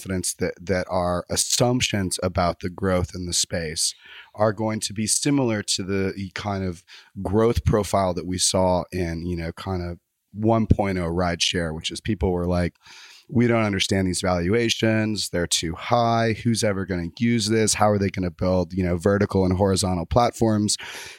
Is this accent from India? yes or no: no; Texas, United States; I'm from Texas.